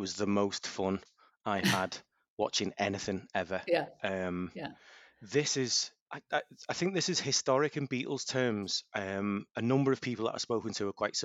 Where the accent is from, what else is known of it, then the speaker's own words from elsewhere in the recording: Ellesmere Port, North West England, United Kingdom; also born or lived in Liverpool; I'm from a little town called Ellesmere Port, which is the home of the Vauxhall Astra and Europe's largest oil refinery